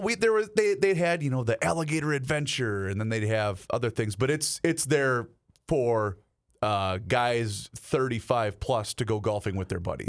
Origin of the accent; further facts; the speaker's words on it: Faribault, Minnesota, United States; my hometown of Faribault